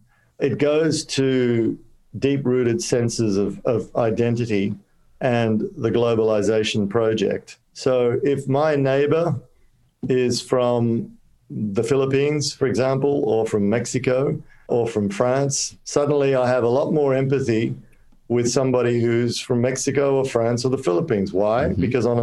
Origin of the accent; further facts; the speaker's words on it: Kolkata, West Bengal, India; born there; I have, because I was born in Calcutta, so I can actually say this and my friends will understand.